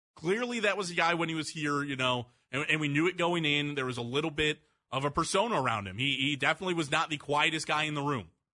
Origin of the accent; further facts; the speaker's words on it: Mentor, Ohio, United States; I'm from Menor, so I grew up with the Trubisky's living in my city.